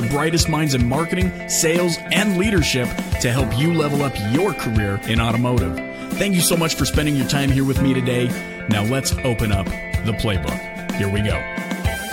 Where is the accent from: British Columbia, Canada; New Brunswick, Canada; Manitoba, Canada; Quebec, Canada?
British Columbia, Canada; I hail from British Columbia